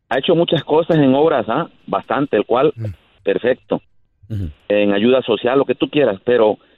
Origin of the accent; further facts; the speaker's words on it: Puebla, Mexico; yo soy de Puebla.